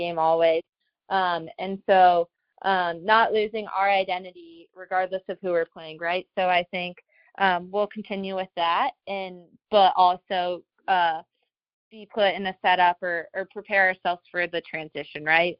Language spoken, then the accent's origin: English; Colorado, United States; moved away as an adult; now in Washington, D.C., United States; I'm from Colorado, so I was home with my family